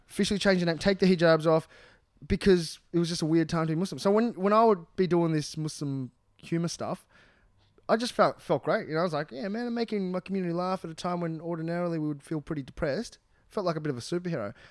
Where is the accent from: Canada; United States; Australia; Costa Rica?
Australia; I'm from Australia